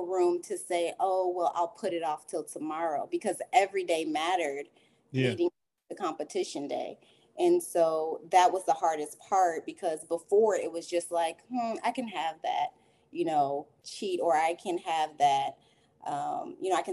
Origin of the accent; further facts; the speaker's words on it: Illinois, United States; now in Killeen, United States; I'm originally from Illinois. I am currently living in Texas, in Killeen, Texas.